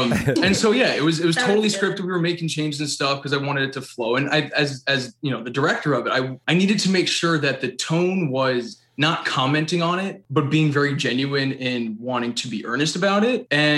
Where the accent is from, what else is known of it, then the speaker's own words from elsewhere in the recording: Hastings-on-Hudson, New York, United States; we're both from Westchester, New York.